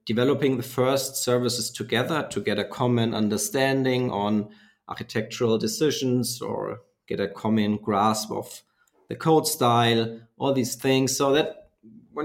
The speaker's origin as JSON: {"language": "English", "area": "a very small town south of Nuremberg", "region": "Bavaria", "country": "Germany", "tie": "born or raised there", "said": "I'm from Germany and born in a very small town south of Nuremberg."}